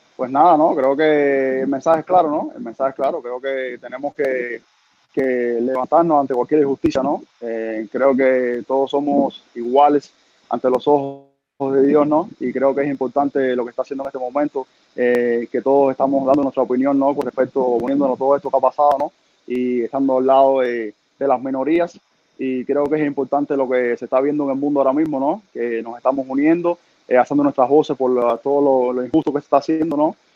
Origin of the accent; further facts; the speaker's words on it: Cuba; moved away as an adult; also born or lived in Mexico; cuando yo iba creciendo en Cuba